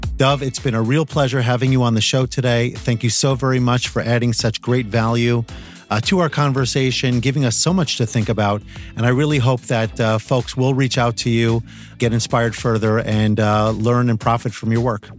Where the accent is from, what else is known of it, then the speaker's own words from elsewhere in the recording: Northeast of the United States, United States; I'm coming from the Northeast of the United States